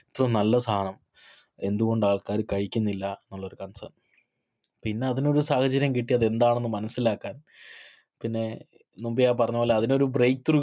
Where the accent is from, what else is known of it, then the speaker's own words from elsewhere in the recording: Malayali, Kerala, India; moved away; ഞാൻ മാത്രം ഒരു മലയാളി ഉള്ളൂ ഹോൾ ടീമിൽ